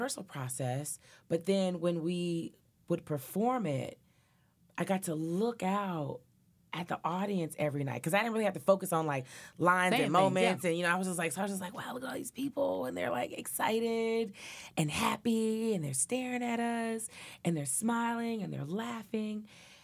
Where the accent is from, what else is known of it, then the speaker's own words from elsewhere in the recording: Nashville, Tennessee, United States; I grew up in Nashville, Tennessee